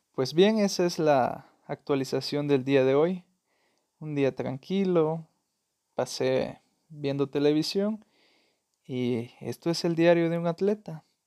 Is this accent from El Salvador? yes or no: yes; El Salvador; soy salvadoreño